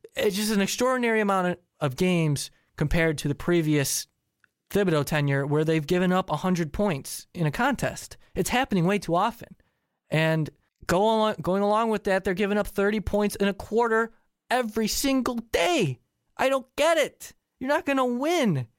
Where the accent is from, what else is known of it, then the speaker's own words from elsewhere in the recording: Chicago, Illinois, United States; I am from Chicago, and as a Chicago guy, I am a Chicago sports fan